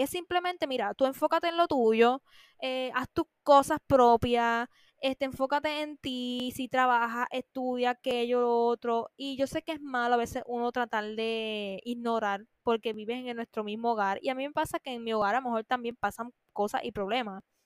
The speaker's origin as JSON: {"language": "Spanish", "country": "Puerto Rico", "said": "como es mi país"}